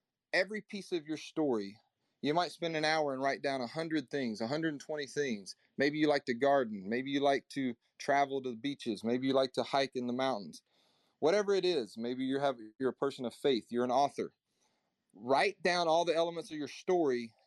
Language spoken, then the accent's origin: English; Nashville, Tennessee, United States; I'm from Middle Tennessee, Nashville